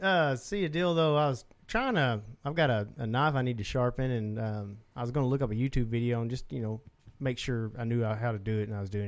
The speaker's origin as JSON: {"language": "English", "region": "Southeast Oklahoma", "country": "United States", "tie": "born or raised there"}